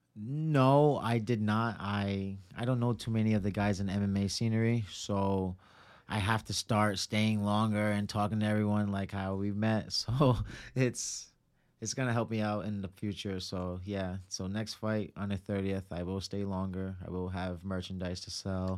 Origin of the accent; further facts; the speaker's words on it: Providence, Rhode Island, United States; also born or lived in Cranston, Rhode Island; I am from Providence